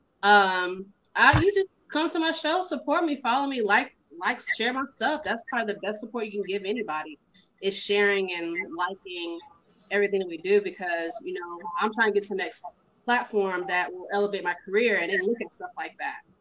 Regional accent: the South, United States; I grew up in the south, and my mom and them from, from up north.

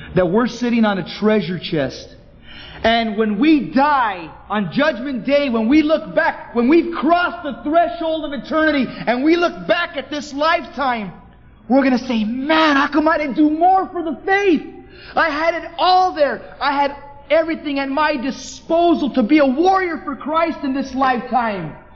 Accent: United States; growing up in America, in the land of the free

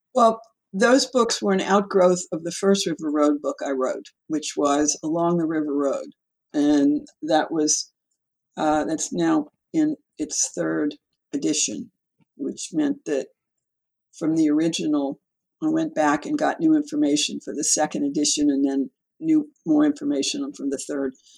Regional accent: New Orleans, Louisiana, United States; I grew up in New Orleans, and um, other than four years away at college, I've lived in South Louisiana all of my long existence

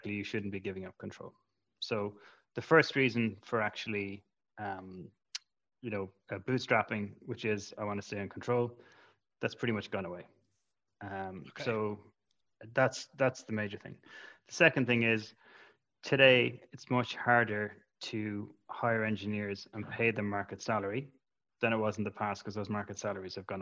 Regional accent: Ireland; as an Irish entrepreneur

